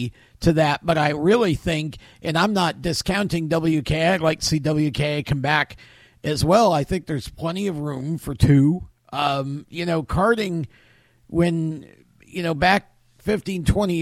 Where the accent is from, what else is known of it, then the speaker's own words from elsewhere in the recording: New York, United States; moved away; I'm originally from New York too